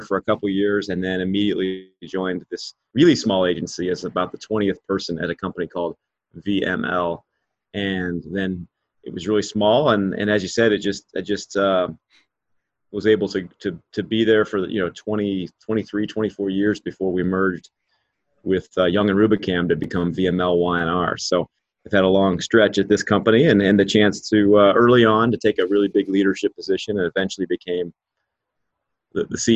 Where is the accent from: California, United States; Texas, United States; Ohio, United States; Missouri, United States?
Missouri, United States; Kansas City; where I grew up in Kansas City, which is right in the middle of the US